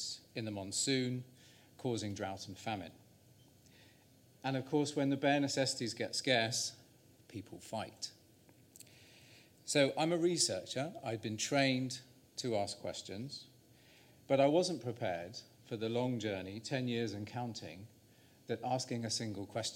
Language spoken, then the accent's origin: English; Salisbury, South West England, United Kingdom; now in Wales, United Kingdom; I was born in Salisbury in Wiltshire at 330 parts per million. But now I live in Wales